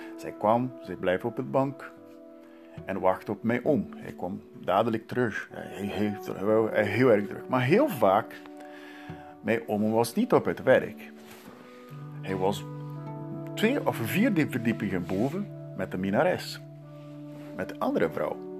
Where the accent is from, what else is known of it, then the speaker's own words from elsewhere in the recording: Santos, São Paulo, Brazil; Dutch is a second language; moved away; in mijn geboortestad Santos